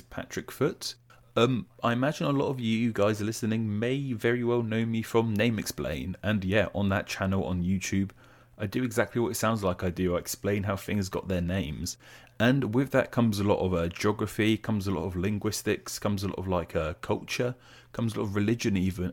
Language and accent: English; England, United Kingdom; as English people, we're obsessed with the weather